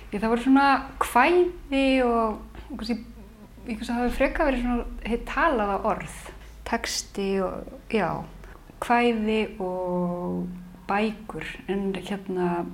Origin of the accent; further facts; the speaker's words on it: Reykjavík, Capital Region, Iceland; Í Reykjavík